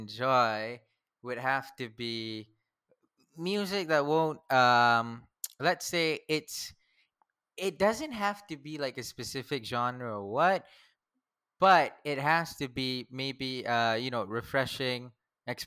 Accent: Selayang, Selangor, Malaysia; It's Selayang Batu Caves

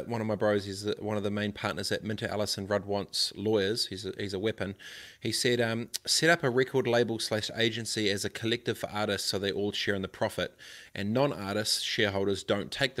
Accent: Christchurch, Canterbury, New Zealand; I'm from Aranui Christchurch

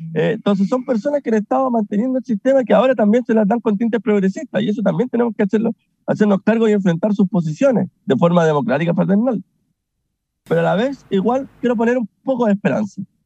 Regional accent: Chile; nos vamos a ver como chilenos y chilenas

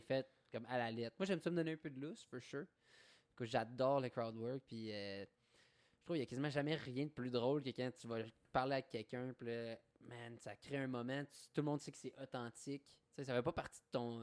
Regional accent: Eastern Ontario, Canada; je viens de l'Est ontarien, qui est quand même euh, très francophone dans, ce côté-là

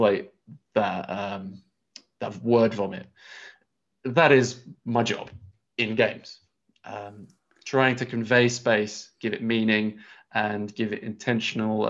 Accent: England, United Kingdom; we're English, we're in England's educational system

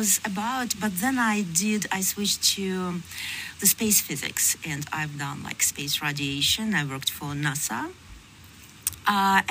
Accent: Russia; moved away as an adult; also born or lived in Switzerland; I was born in Russia and partially educated there.

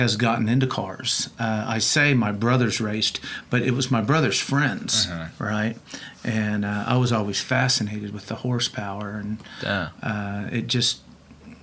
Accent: Bethany, Oklahoma, United States; Moved to Bethany in 1967. I was 5 years old. And went to Putnam City Schools, grew up with my brothers

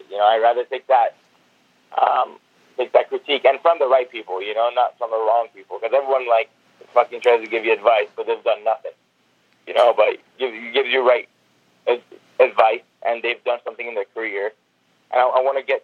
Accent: Seattle, Washington, United States; I just told him I'm from Seattle, and and my goal is to become a wrestler.

